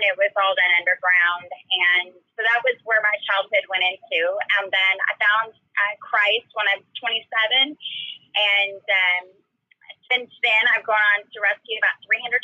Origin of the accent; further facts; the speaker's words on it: Dallas, Texas, United States; I grew up in Dallas, Texas